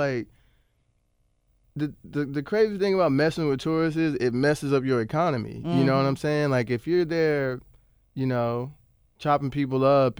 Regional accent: Bartlett, Tennessee, United States; Yeah, I grew up in Bartlett.

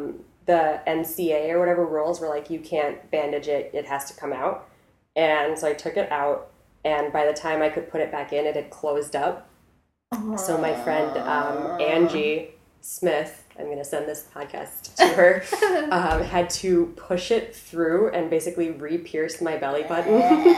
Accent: South Korea; So I grew up in South Korea. I lived in South Korea for 6 years. That's like where I went to middle school and high school.

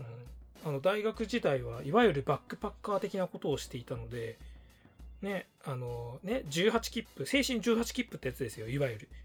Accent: Kanagawa, Japan; 私は地元関東神奈川

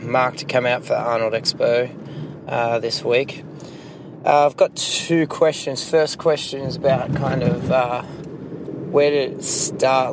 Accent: Australia; I'm from Australia

